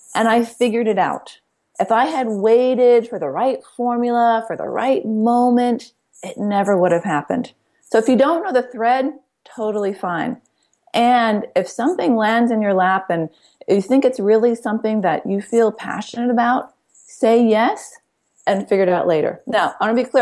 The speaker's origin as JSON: {"language": "English", "town": "Ithaca", "region": "New York", "country": "United States", "tie": "born or raised there", "said": "We grew up in Ithaca, New York"}